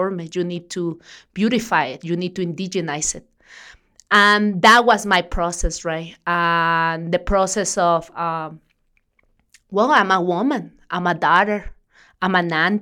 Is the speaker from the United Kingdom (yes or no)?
no; Mexico; moved away; I'm from Mexico.